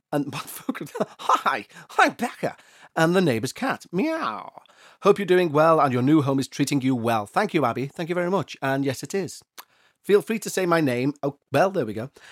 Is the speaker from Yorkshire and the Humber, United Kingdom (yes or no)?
no; Liverpool, North West England, United Kingdom; accent: Scouse; my hometown of Liverpool